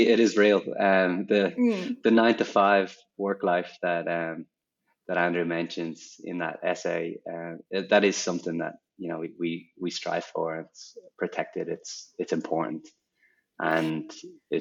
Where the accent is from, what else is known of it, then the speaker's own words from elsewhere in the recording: Dublin, Leinster, Ireland; moved away as an adult; also born or lived in New York; now in Melbourne, Australia; I grew up in a social housing estate in Dublin